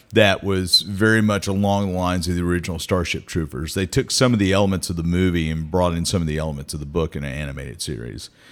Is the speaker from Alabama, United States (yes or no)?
no; Meridian, Mississippi, United States; moved away as an adult; now in Starkville, United States; I moved here from Meridian Oh, gosh, ninety-one. So I was twenty-one when I moved here